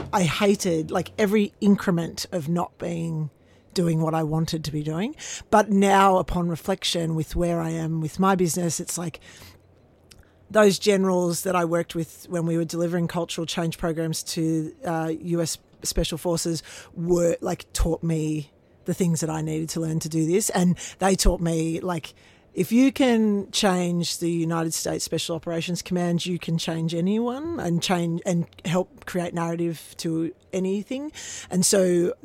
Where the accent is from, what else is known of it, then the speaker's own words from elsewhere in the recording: Canberra, Australian Capital Territory, Australia; also born or lived in Yass; I grew up in Canberra, went to boarding school in Yass